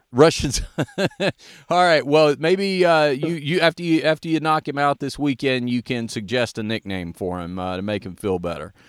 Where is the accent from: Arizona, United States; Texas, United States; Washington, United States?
Texas, United States; Dallas; I'm from Dallas